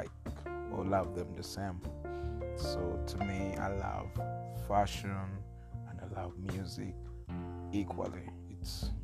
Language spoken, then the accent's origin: English; Masindi, Western Region, Uganda; I was born in Uganda, in a small village called Masindi